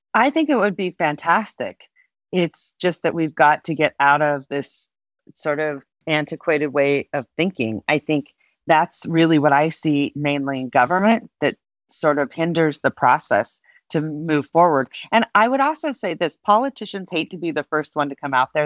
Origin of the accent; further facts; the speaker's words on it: Reno, Nevada, United States; also born or lived in Colorado Springs; I was born and raised in, in my city, and it was predominantly gaming